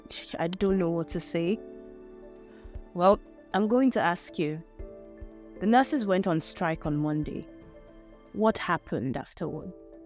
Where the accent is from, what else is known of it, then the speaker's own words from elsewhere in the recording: Nigeria; being a Nigerian who has come to understand defeat when it comes to fighting for your rights in your own country.